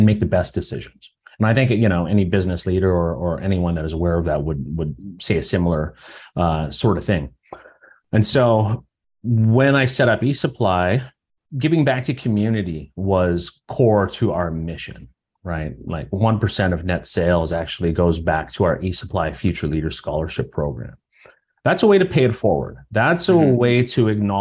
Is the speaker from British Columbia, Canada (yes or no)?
no; Saugeen First Nation, Ontario, Canada; I'm from Saugeen First Nation